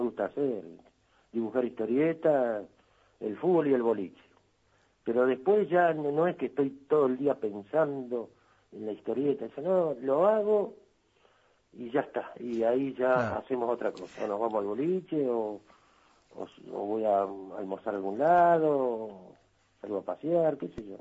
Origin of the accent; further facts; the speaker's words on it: La Paz, Canelones, Uruguay; moved away as an adult; trabajaba de mozo en una pizzería, ahí en La Paz, mi pueblo